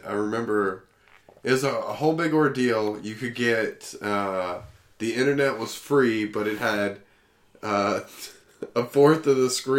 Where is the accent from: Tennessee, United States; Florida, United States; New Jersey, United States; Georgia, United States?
Tennessee, United States; Humboldt; accent: southern; moved away as an adult; now in Omaha, United States; Yeah, I grew up in Tennessee. Woo. In Humboldt, Tennessee.